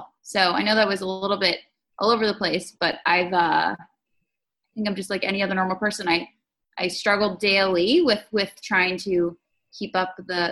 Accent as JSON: {"language": "English", "region": "Northern Virginia", "country": "United States", "tie": "born or raised there", "also_born_or_lived": "Manassas, Virginia", "lives_now": "Washington, D.C., United States", "said": "I was raised in Northern Virginia"}